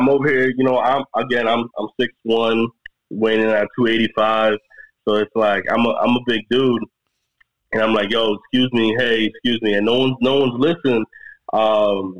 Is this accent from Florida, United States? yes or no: yes; Florida, United States; again, I'm from the South, right? So I'm from Florida.